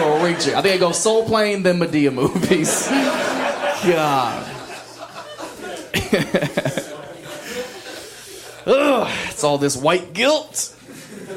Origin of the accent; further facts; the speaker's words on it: an hour west of Columbus, Ohio, United States; moved away; I'm from the middle of nowhere, like, hour west of Columbus, surrounded by cornfields, country, the sticks, we call it